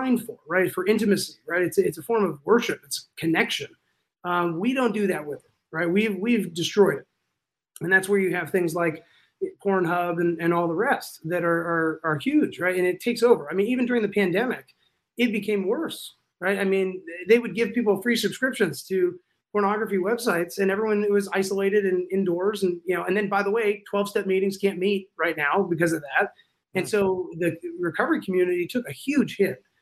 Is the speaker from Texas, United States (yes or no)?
no; California, United States; moved away; I'm from California